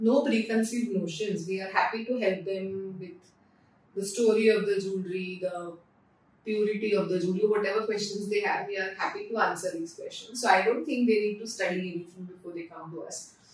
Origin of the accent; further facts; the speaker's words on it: Pune, Maharashtra, India; moved away as an adult; also born or lived in Mumbai; I am from Pune, so I always wanted to come back to Pune. I was in Mumbai for work and then I came back to Pune